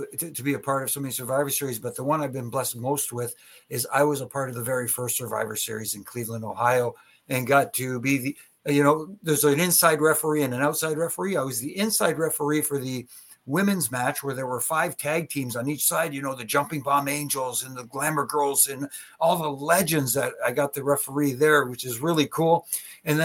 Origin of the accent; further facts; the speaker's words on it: Canada; born and raised in Canada